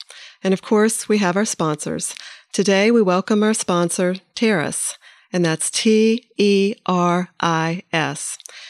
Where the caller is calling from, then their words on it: Winston-Salem, North Carolina, United States; I'm calling from Winston-Salem, North Carolina